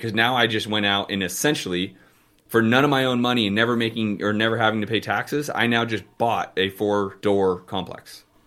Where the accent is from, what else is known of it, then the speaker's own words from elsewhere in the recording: Bay Area, California, United States; Yeah, the Bay Area, dude. That's us. I'm from there, bro.